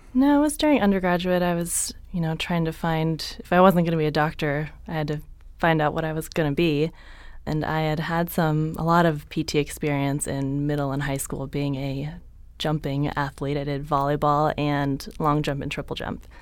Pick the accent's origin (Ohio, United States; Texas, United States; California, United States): California, United States; San Jose; also born or lived in San Diego; I grew up in San Jose, Northern California